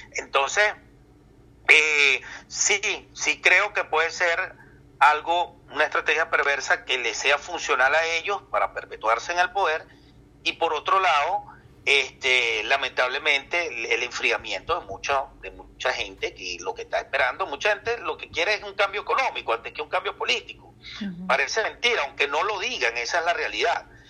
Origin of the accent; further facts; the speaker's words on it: Venezuela; a nosotros, a los venezolanos